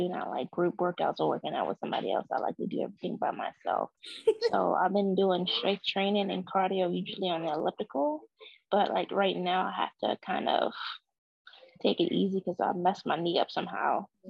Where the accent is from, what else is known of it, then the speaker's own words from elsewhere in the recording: Caroline County, Virginia, United States; I'm a single mom of 2 kids, and I'm from Virginia, a small county, Caroline County.